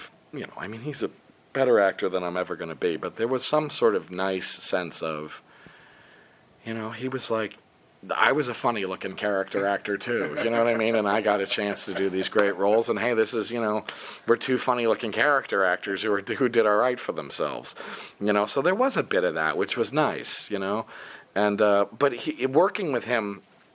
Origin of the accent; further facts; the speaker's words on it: United States; I'm an American guy